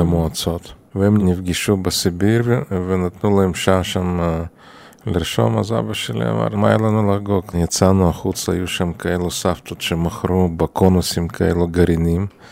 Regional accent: Chisinau, Moldova; moved away as an adult; now in Israel; נולדתי בעיר קישינב, עיר ההריגה, והייתה שם אוכלוסייה יהודית יחסית גדולה

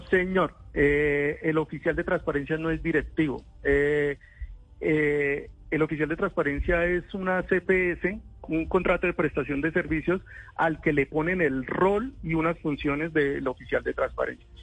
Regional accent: Santander, Colombia; Soy santandereano

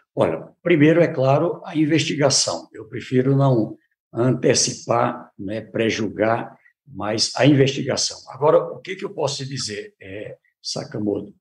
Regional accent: Brazil; Somos brasileiros

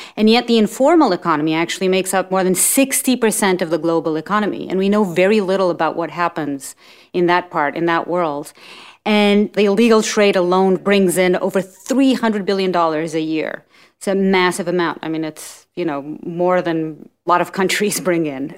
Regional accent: Portugal; moved away as an adult; also born or lived in New York; I'm from Portugal. And when I graduated school in Portugal

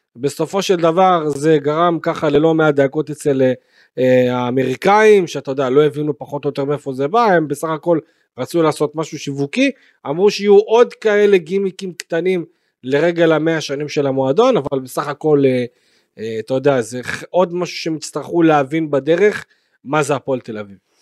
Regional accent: Beersheba, Southern District, Israel; אני באר שבעי. אה, גדלתי בבאר שבע

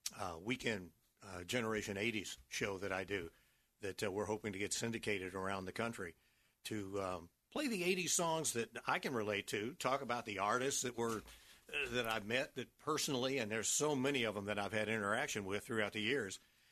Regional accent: Memphis, Tennessee, United States; also born or lived in San Diego; now in Tampa, United States; I grew up in Memphis, Tennessee.

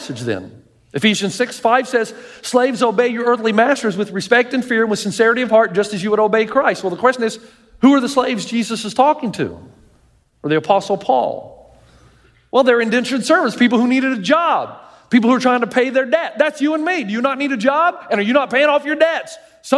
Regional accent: the South, United States; I grew up in the South

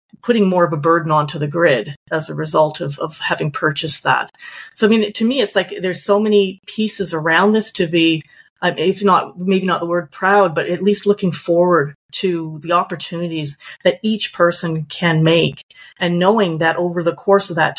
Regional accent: Calgary, Alberta, Canada; moved away as an adult; now in Victoria, Canada; I'm originally from Calgary. So I moved out here 20 years ago for my career

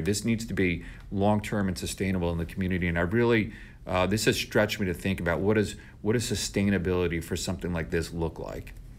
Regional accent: New York, United States; moved away as an adult; now in St. Louis, United States

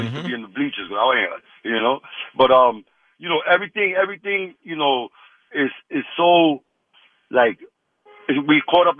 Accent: New York, United States; also born or lived in Jersey City, New Jersey, United States; I was born in Jersey City, but I grew up in New York, you know?

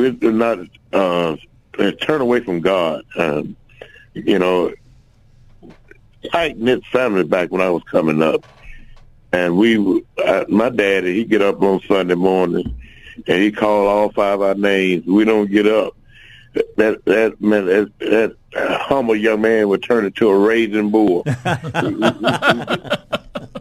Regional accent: Little Rock, Arkansas, United States; I was born in the Granite Mile Project

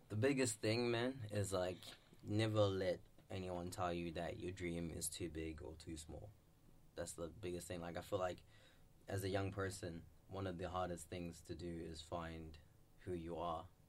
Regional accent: Zimbabwe; I'm from Zimbabwe and I'm proud to be like an African

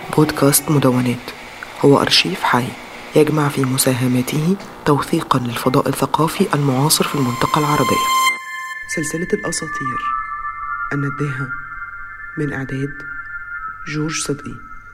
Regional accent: Syria; now in Egypt; عندنا في سوريا

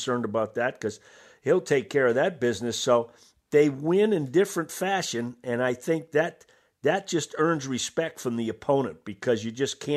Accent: Massachusetts, United States; I grew up in Massachusetts.

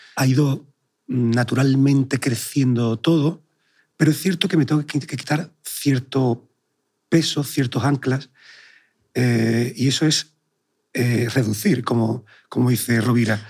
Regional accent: Sanlúcar de Barrameda, Andalusia, Spain; moved away; also born or lived in Madrid / New York / Chicago; nací en Sanlúcar de Barrameda

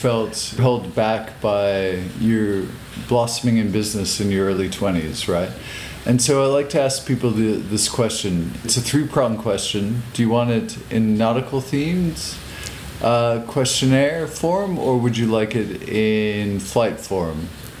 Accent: New Mexico, United States; I grew up in New Mexico

